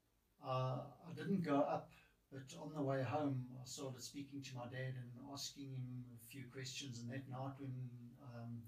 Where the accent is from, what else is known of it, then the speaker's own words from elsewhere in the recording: Brakpan, Gauteng, South Africa; also born or lived in Springs / Natal; I was born in Springs, grew up in Brakpan, spent a little bit of time in Natal, and then came back to Springs again. And spent the rest of my life here in Springs.